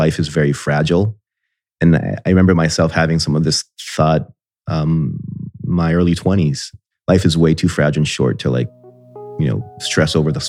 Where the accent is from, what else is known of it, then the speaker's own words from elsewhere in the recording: Miami Beach, Florida, United States; born there; So I was born in Miami Beach, Florida, I guess before it was cool, right?